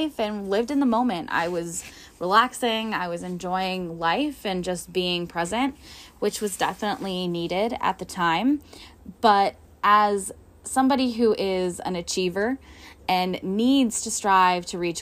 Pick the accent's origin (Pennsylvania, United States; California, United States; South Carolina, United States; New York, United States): Pennsylvania, United States; Northwestern; I am from Northwestern Pennsylvania.